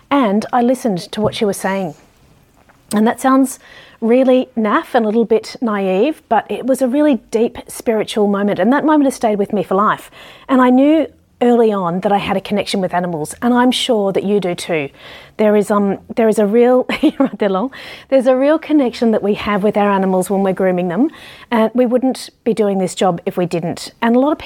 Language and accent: English; Ballarat, Victoria, Australia; growing up in Ballarat